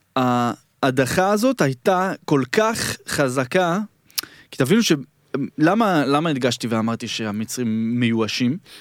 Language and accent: Hebrew; Jerusalem, Jerusalem District, Israel; בדרכון כתוב לי שנולדתי בירושלים